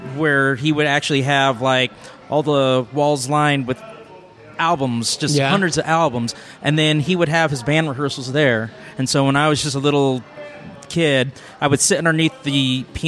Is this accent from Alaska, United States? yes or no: yes; Anchorage, Alaska, United States; now in Prescott, United States; I hail from Anchorage, Alaska